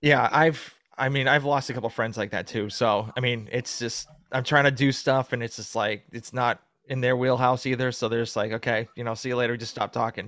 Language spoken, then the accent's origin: English; Massachusetts, United States; moved away as an adult; now in Georgia, United States; I'm from the East Coast, so I'm from originally from Massachusetts